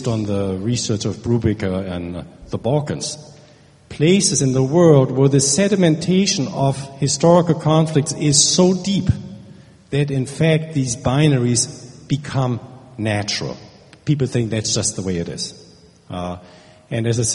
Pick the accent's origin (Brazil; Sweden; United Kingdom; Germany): Germany; now in United States; I'm from Germany